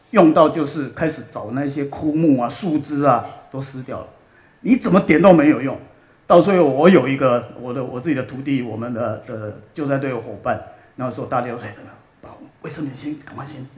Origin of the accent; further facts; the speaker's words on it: Australia; also born or lived in Taiwan / Jiulongpo, Chongqing (ancestral); 我是台湾出生，六岁，呃，移民到，呃，澳洲，然后在澳洲长大，然后，呃，在澳洲当兵，啊，我在，呃，皇军的，呃，皇家的海军学院